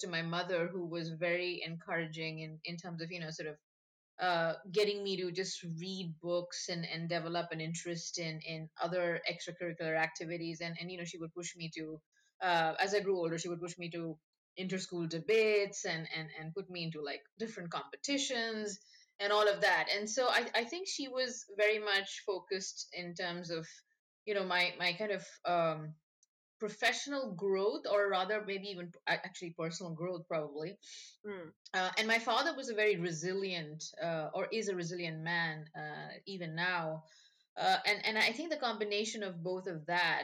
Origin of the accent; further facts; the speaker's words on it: Kolkata, West Bengal, India; moved away as an adult; also born or lived in Delhi; now in United States; I grew up in India. I'm from Calcutta, and that's my hometown.